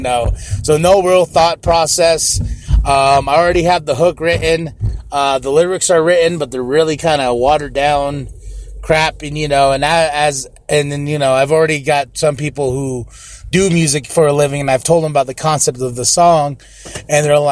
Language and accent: English; Shiprock, New Mexico, United States; I know where I'm from. I'm from Shiprock, New Mexico